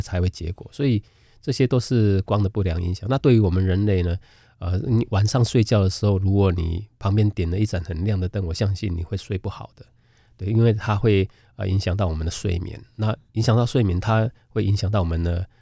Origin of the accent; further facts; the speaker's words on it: Keelung, Taiwan; 我小的时候是住在基隆